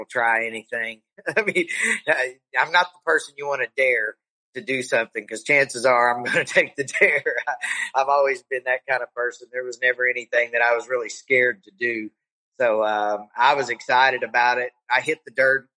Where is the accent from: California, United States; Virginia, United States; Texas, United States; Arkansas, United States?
Arkansas, United States; Hot Springs; I actually got a job working at the racetrack in my hometown, which was Hot Springs, Arkansas.